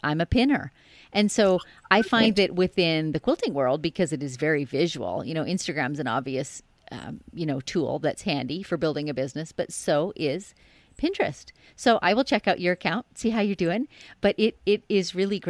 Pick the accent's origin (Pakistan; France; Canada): Canada; just outside of Toronto, Ontario; moved away; I was born just outside of Toronto. So, you know, you're kind of in my old stomping ground